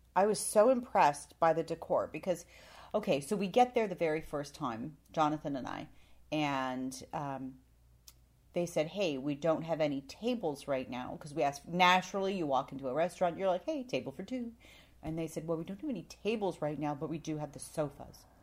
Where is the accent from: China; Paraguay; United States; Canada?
Canada; moved away; I am from Canada, but I'm not very Canadian.